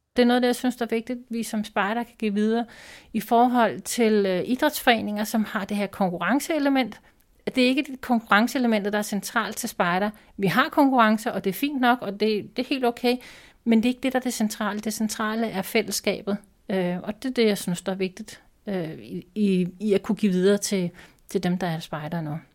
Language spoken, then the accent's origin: Danish; Denmark; Jeg er fra Danmark